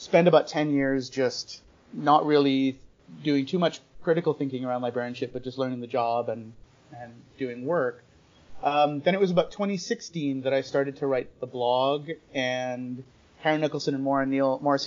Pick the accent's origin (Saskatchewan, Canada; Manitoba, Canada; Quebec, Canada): Manitoba, Canada; Winnipeg; I grew up in Winnipeg, and I went to University of Manitoba